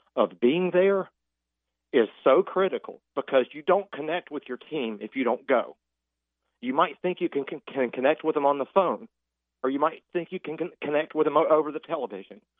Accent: Jacksonville, Florida, United States; now in Clarksville, Tennessee, United States; I'm from Jacksonville. It's my home

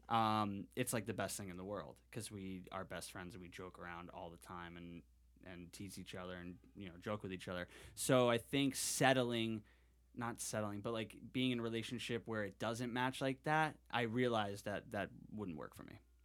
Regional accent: Connecticut, United States; moved away; I'm from Connecticut or from the East Coast

